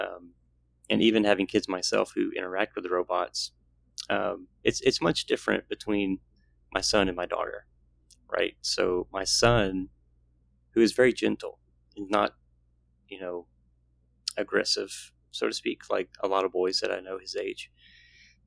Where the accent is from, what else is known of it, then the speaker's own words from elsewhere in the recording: the South, United States; growing up in the South